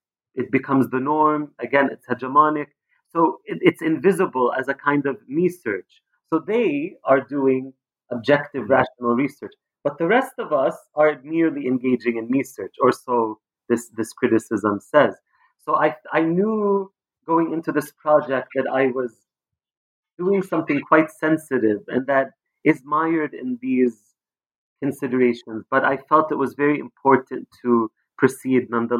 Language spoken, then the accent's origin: English; Palestine; And I'm also Palestinian. I grew up in Palestine.